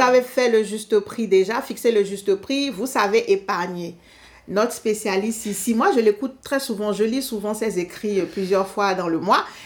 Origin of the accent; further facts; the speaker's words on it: Benin; je suis du Bénin